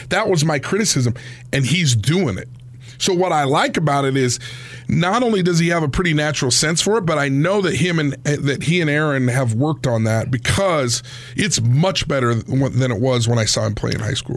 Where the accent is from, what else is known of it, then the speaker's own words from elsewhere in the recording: Logan, Utah, United States; growing up in Logan